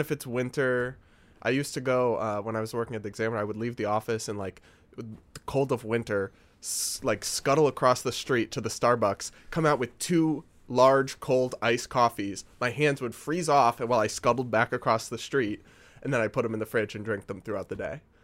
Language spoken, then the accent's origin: English; New England, United States; moved away; I'm from New England